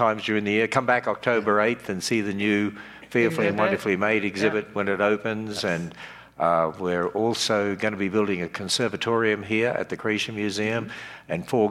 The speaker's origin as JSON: {"language": "English", "country": "Australia", "moved": "yes", "lives_now": "United States", "said": "I'm Australian"}